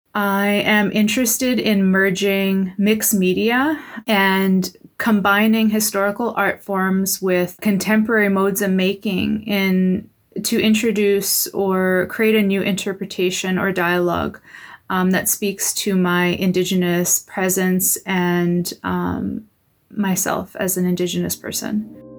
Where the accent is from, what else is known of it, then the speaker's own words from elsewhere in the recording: Patuanak, Saskatchewan, Canada; moved away; I'm originally from Pasternak, Saskatchewan, and I'm a member of the English River First Nation